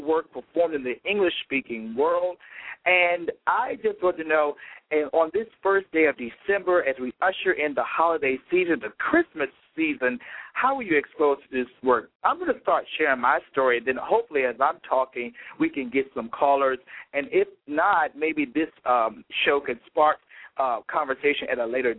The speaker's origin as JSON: {"language": "English", "town": "Petersburg", "region": "Virginia", "country": "United States", "tie": "born or raised there", "said": "growing up in my hometown of Petersburg, Virginia, which is 30 minutes south of Richmond, Virginia"}